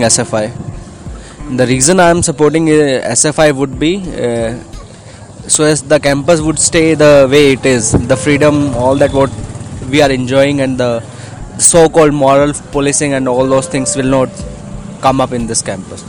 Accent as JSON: {"language": "English", "region": "Northeast India", "country": "India", "moved": "as an adult", "lives_now": "Hyderabad, India", "said": "coming from a northeast northeastern region"}